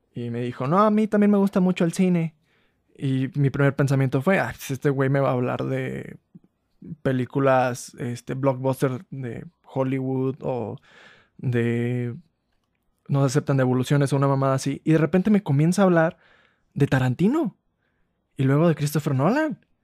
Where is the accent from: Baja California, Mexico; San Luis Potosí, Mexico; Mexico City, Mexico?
San Luis Potosí, Mexico; Ciudad Valles; Yo soy de Ciudad Valle, San Luis Potosí